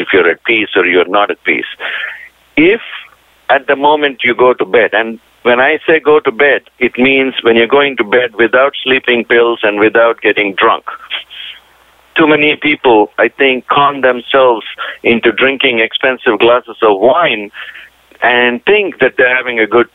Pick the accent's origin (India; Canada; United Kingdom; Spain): India; moved away; also born or lived in Indiana / Tennessee / Pittsburgh; being Indian